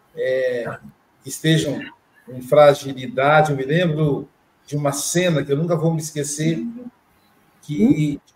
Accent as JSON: {"language": "Portuguese", "region": "Minas Gerais", "country": "Brazil", "moved": "yes", "lives_now": "Guarapari, Brazil", "said": "Eu também sou mineiro"}